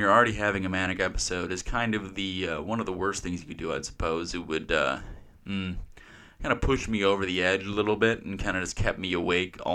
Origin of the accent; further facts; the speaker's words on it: Kenosha, Wisconsin, United States; I left my hometown, Kenosha here